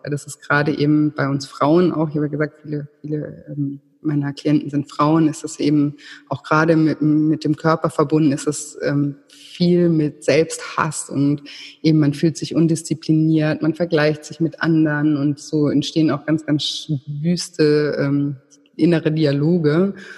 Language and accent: German; Konstanz, Baden-Württemberg, Germany; now in Thailand; ich komme vom Bodensee, aus Konstanz